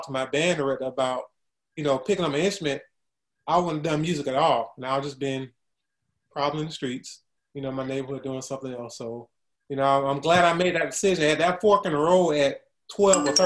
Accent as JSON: {"language": "English", "town": "Columbia", "region": "South Carolina", "country": "United States", "tie": "born or raised there", "said": "My hometown, I'm originally from Columbia, South Carolina."}